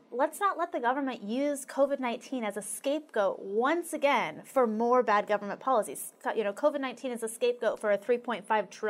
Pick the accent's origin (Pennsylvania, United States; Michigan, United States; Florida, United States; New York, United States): Michigan, United States; Jackson; I am from Jackson.